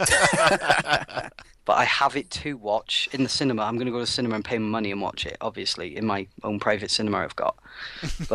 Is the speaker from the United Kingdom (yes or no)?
yes; United Kingdom; as a British person